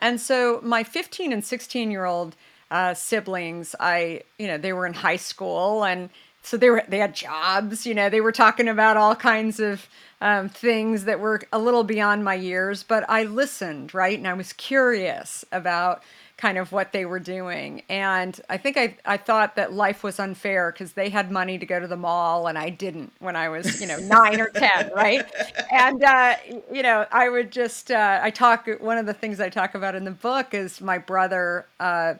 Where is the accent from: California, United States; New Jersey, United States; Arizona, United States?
Arizona, United States; Scottsdale; I grew up in Scottsdale